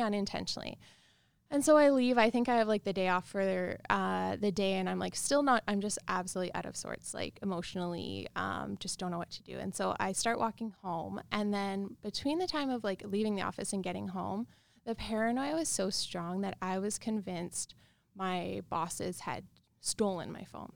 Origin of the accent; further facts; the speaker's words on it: Regina, Saskatchewan, Canada; I grew up in Regina, Saskatchewan.